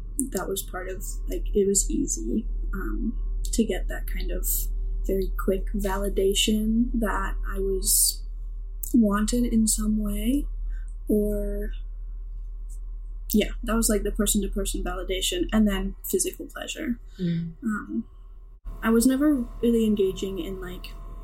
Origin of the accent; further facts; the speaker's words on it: Missouri, United States; now in Oregon, United States; a young like queer little girl in Missouri